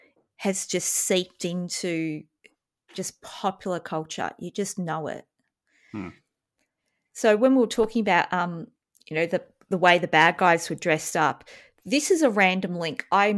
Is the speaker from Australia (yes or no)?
yes; Australia; I was brought up in Australia. I don't like snakes.